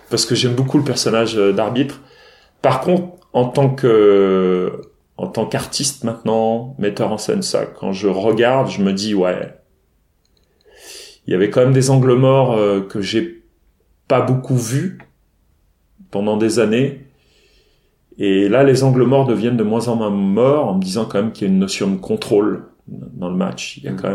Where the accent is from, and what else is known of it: Rennes, Brittany, France; also born or lived in Paris